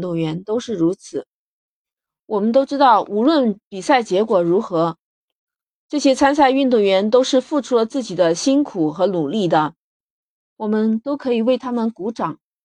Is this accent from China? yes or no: yes; China; 我们中国人